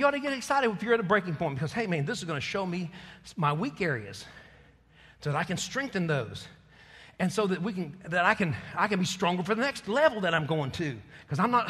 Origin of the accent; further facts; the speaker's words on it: Texas, United States; I'm a Texan